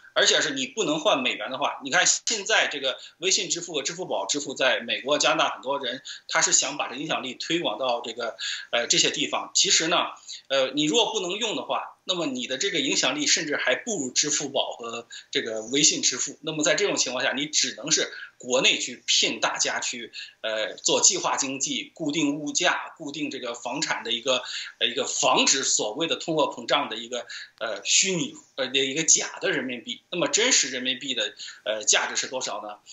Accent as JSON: {"language": "Chinese", "country": "China", "said": "因为我们不愿意我们中国人的这个消费记录被中共看到"}